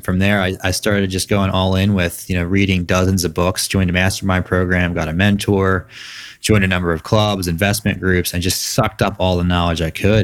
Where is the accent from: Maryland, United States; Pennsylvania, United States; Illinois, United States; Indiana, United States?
Pennsylvania, United States; Philadelphia suburbs; born and raised in the Philadelphia suburbs